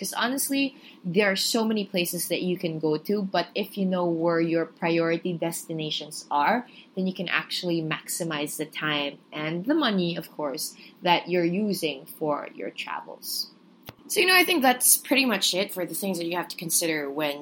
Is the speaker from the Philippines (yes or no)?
yes; Philippines; I'm a Filipino